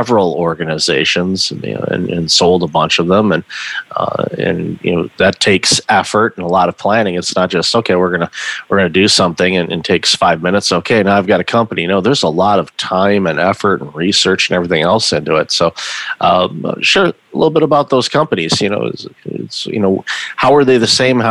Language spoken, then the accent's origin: English; Midwest, United States; growing up in the Midwest myself